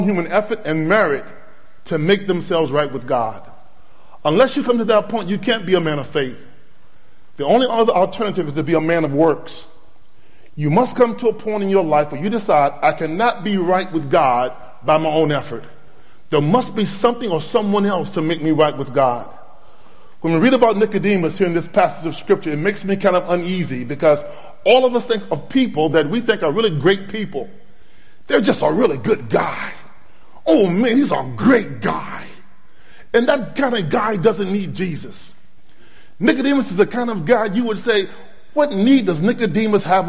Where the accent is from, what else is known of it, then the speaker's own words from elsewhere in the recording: Norfolk, Virginia, United States; moved away as an adult; now in Rock Hill, United States; I'm originally from Norfolk, Virginia. We went to Rock Hill, South Carolina to start a church.